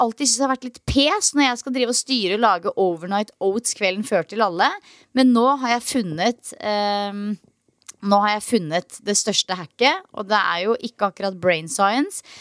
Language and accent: Norwegian; Norway; now in Australia; hjemme i Norge